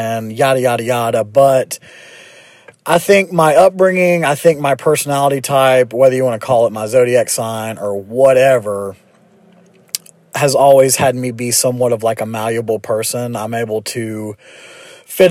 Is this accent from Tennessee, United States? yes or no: yes; Memphis, Tennessee, United States; born and raised in Memphis, Tennessee.